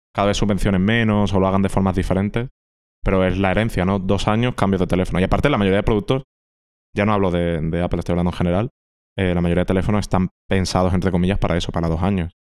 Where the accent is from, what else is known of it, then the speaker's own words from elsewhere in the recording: Andalusia, Spain; yo que soy andaluz